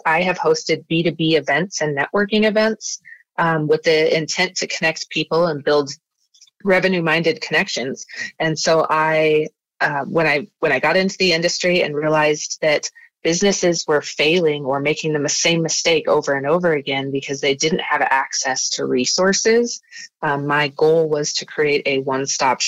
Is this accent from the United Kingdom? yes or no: no; Wyoming, United States; moved away as an adult; now in Utah, United States; I'm from Wyoming and I moved to Utah.